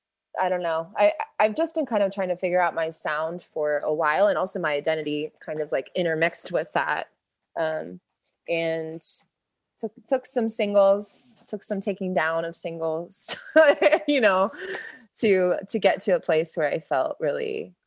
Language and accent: English; Melbourne, Florida, United States; Melbourne, Florida, which is southeast of Orlando. It's like near Cape Canaveral. So I got to see the space shuttles launch from my front yard.